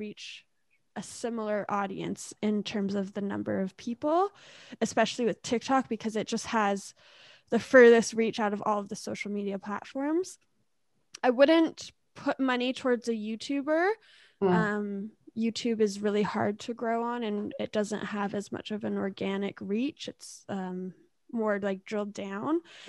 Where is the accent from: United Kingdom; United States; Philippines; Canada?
Canada; Ontario; also born or lived in British Columbia; I'm born in BC, but I grew up in Ontario and BC, mix of both. All over.